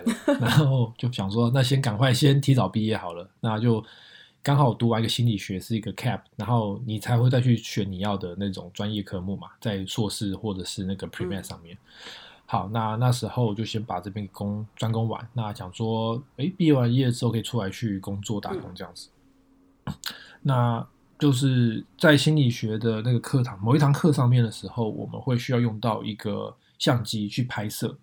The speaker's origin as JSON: {"language": "Chinese", "town": "Taipei", "country": "Taiwan", "also_born_or_lived": "Northern California, United States", "moved": "yes", "lives_now": "San Jose, United States", "said": "我是从台湾台北来的一个小孩子，然后现在居住在美国北加州"}